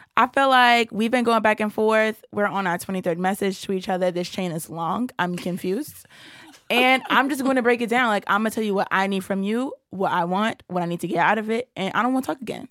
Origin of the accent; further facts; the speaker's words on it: Brooklyn, New York, United States; I'm born and raised in Brooklyn, New York